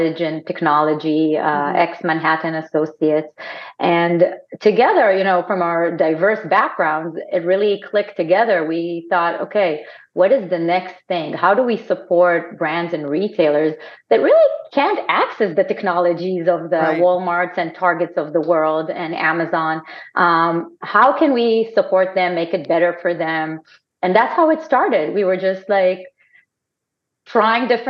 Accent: Israel; accent: Israeli; moved away as an adult; also born or lived in Amsterdam, Netherlands; now in United States; I'm Israeli

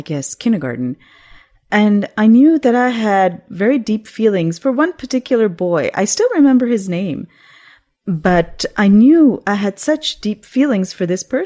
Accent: Pakistan; When I was growing up in Pakistan, we used to have satellite TV at that time

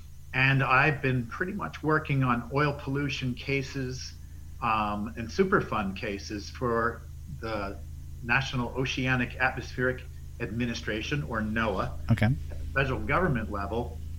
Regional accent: Jersey Shore, New Jersey, United States; I grew up on the Jersey Shore.

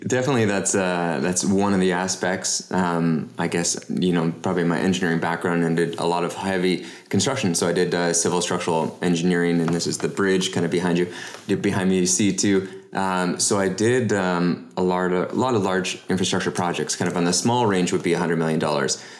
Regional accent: Canada; as a Canadian

